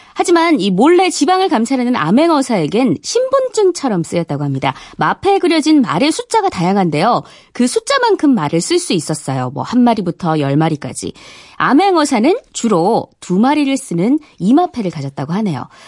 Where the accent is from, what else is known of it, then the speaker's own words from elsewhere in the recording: Gyeongsang, South Korea; 저도 이게 경상도 출신이거든요.